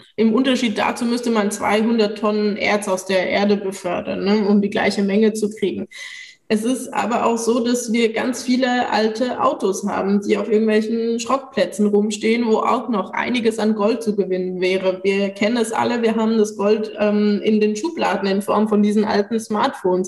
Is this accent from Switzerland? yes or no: yes; Switzerland; moved away; zu Hause fühle ich mich am ehesten noch in der Schweiz, wo ich aufgewachsen bin